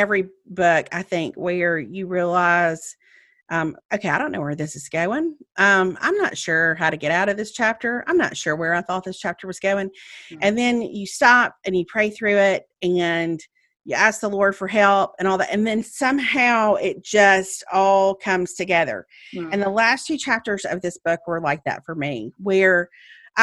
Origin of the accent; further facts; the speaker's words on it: Meridian, Mississippi, United States; moved away as an adult; now in Birmingham, United States; I drove to Meridian, to my hometown